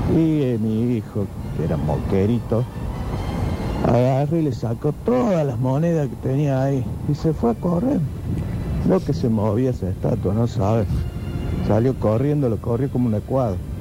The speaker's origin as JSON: {"language": "Spanish", "region": "Córdoba", "country": "Argentina", "said": "yo soy cordobés"}